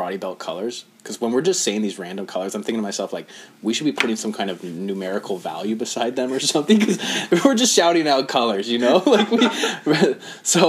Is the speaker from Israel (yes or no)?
no; Canada; as a Canadian, born in 1988